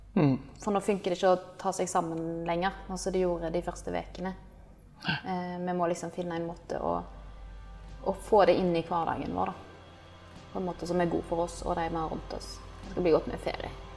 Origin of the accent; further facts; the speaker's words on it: Norway; moved away as an adult; now in Indonesia; et sånn selvstendig liv som vi er vant med fra Norge